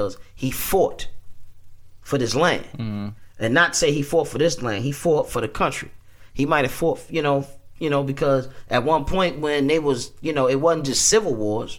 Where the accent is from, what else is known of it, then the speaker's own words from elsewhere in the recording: Baltimore, Maryland, United States; people in my hometown